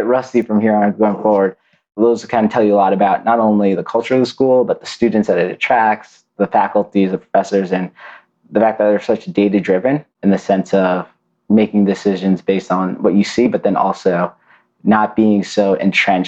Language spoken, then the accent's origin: English; Lowell, Massachusetts, United States; But I'm from the Boston area. You know, I grew up in Lowell, Massachusetts, an old industrial town on the East Coast.